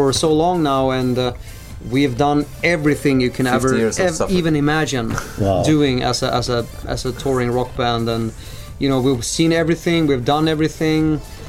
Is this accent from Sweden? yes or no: yes; Sweden; We are from Sweden, and you are listening to Radio International